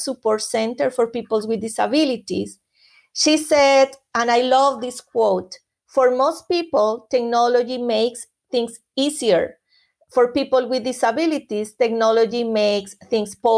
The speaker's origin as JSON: {"language": "English", "country": "Colombia", "moved": "yes", "said": "I am from Colombia originally, and in Colombia, music and dancing are important elements of culture. So as a Colombian"}